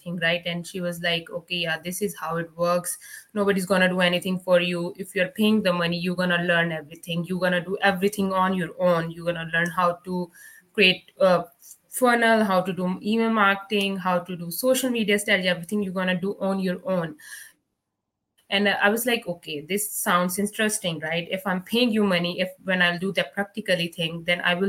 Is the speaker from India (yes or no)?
yes; Punjab, India; English is a second language; moved away as an adult; now in Canada; back home in India